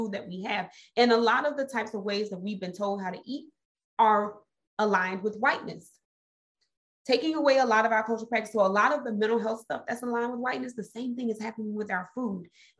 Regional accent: Mississippi, United States; I'm from Mississippi

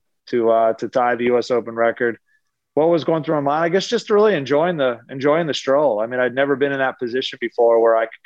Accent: Lancaster, Pennsylvania, United States; also born or lived in Pittsburgh, Pennsylvania; my mom and dad are from Pittsburgh. We lived there till I was 7, but I grew up in Eastern Pennsylvania in Lancaster

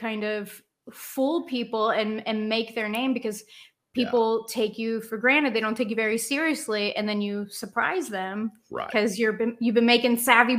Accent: Cincinnati, Ohio, United States; I don't know. I'm from Cincinnati.

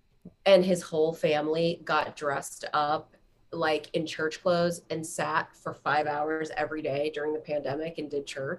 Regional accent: Flower Mound, Texas, United States; also born or lived in Horseshoe Bay, Texas / Lubbock, Texas; I went to Texas Tech. My parents moved Flower Mound to Horseshoe Bay in Marble Falls.

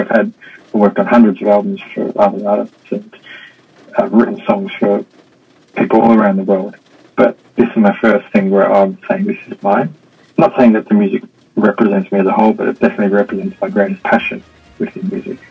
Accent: Melbourne, Victoria, Australia; moved away as an adult; also born or lived in Sydney, Australia; now in Hong Kong; I'm from Australia. I grew up in Melbourne, spent most of my working career in Sydney.

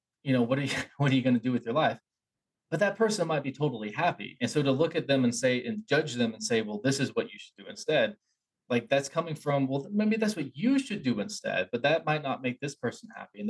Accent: Appalachia, United States; I grew up in Appalachia

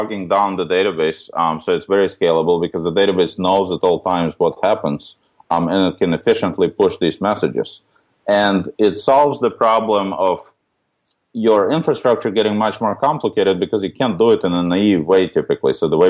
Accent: New York City, New York, United States; The origin story, so my background, I grew up in New York City

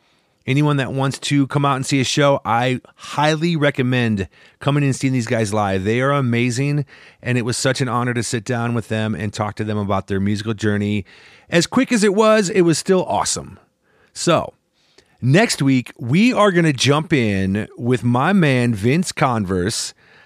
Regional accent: Midwest, United States; You know, I'm from the Midwest.

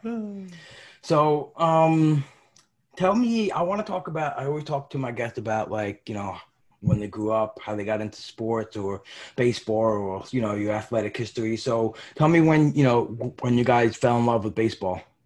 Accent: New York, United States; I'm from New York. I went to a lot of Yankee games growing up.

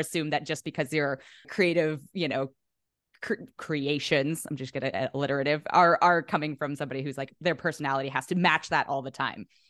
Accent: the Bay Area, California, United States; moved away as an adult; also born or lived in New York; now in Los Angeles, United States; I'm from the Bay

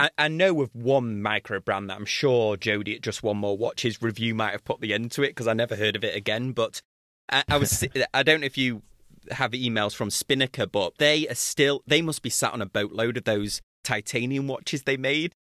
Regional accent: Manchester, North West England, United Kingdom; my hometown of Manche, my home city of Manchester

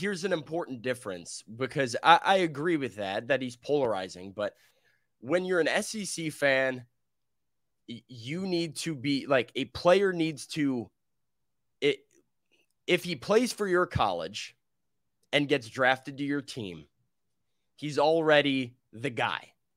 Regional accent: Big Ten country, Midwest, United States; now in Nashville, United States; growing up in Big Ten country

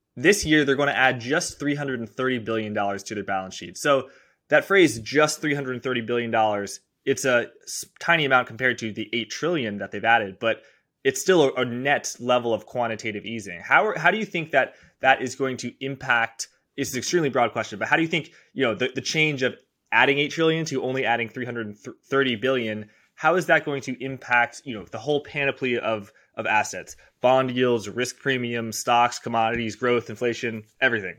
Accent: United States; I'm American

